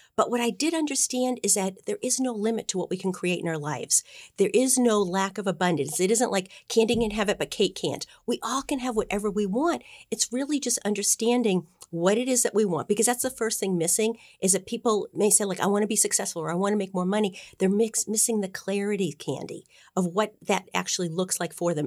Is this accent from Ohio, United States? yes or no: no; Boston, Massachusetts, United States; I am a Bostonian.